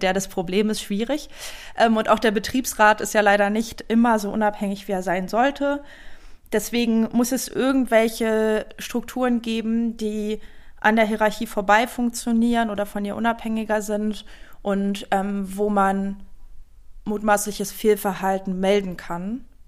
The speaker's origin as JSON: {"language": "German", "region": "East Germany", "country": "Germany", "said": "ich komme aus Ostdeutschland"}